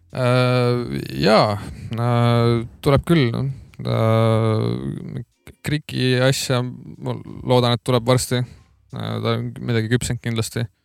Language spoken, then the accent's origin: Estonian; Tartu, Tartu County, Estonia; sündisin Tartus Maarja mõisa haiglas